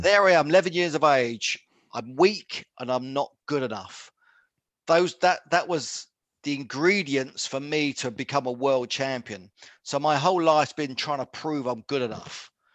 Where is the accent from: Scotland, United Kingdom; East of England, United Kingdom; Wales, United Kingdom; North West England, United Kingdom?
East of England, United Kingdom; Luton; I'm born and bred in Luton in Bedfordshire